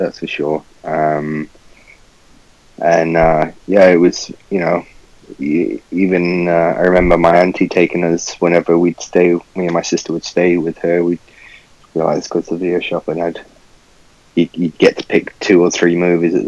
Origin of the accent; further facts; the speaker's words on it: Manchester, North West England, United Kingdom; moved away; Manchester will always be my home